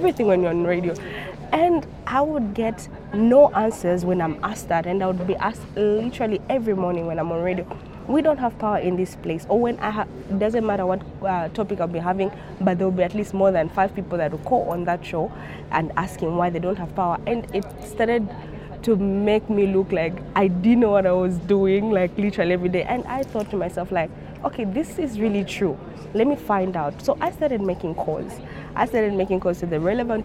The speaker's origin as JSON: {"language": "English", "country": "Zambia", "said": "I'm the Global Campaigns Associate for Tier Fund, and I'm from Zambia"}